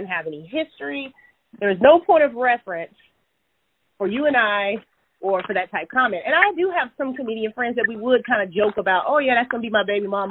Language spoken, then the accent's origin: English; Bessemer, Alabama, United States; So it was actually in Bessemer, Alabama, which is a, you know, suburb of Birmingham, but it's my actual hometown.